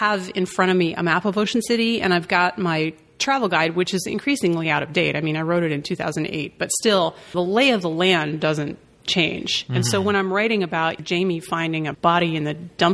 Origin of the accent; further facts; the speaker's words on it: Washington, District of Columbia, United States; I'm from D.C.